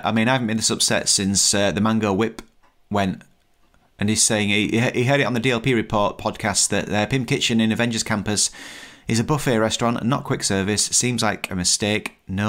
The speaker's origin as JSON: {"language": "English", "country": "United Kingdom", "said": "most Europeans will go one way and as a Brit, we're more likely to go another way."}